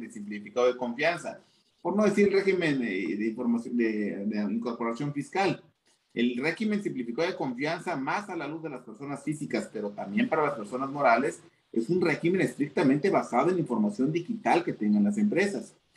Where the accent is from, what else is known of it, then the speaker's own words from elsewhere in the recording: Chiapas, Mexico; yo soy de Chiapas, en, en, Chiapas es un estado netamente agropecuario.